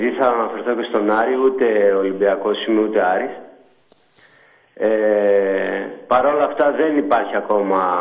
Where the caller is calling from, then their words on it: Thessaloniki, Central Macedonia, Greece; από Θεσσαλονίκη που είχα πάρει